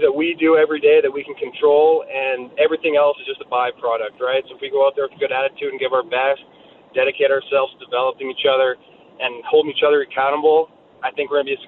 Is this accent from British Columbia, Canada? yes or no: no; Southern Alberta, Canada; I grew up in Southern Alberta when I was 12, 13 years old